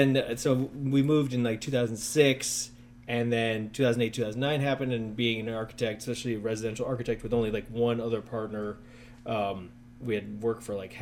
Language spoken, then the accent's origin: English; Evanston, Illinois, United States; also born or lived in Chicago; I grew up in Evanston, left for college, then lived in Chicago for like 11, 12 years.